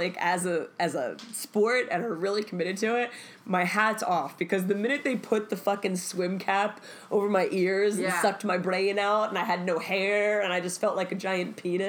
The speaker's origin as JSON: {"language": "English", "town": "Baltimore", "region": "Maryland", "country": "United States", "tie": "born or raised there", "said": "I grew up in Baltimore"}